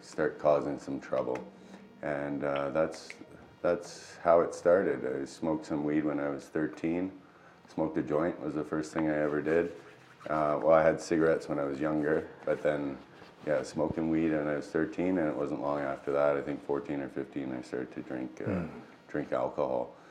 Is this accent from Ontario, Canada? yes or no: yes; Mississauga, Ontario, Canada; also born or lived in Toronto; I was born in Ontario, Mississauga. Grew up in Mississauga in Toronto